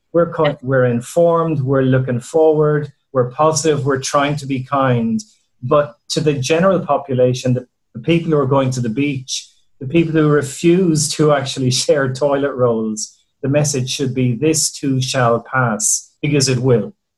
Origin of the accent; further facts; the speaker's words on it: Ireland; moved away; you can tell by my accent where we came from.